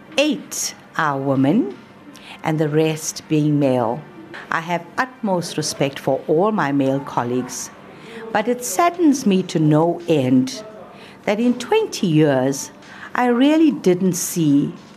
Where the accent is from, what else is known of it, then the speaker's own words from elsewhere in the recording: India; accent: Indian; English is a second language; I didn't have the right accent back in the day. I was very Indian in my accent.